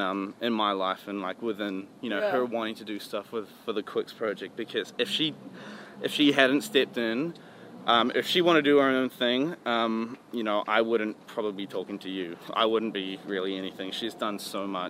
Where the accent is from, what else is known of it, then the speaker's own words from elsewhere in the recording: New Zealand; moved away; I'm from New Zealand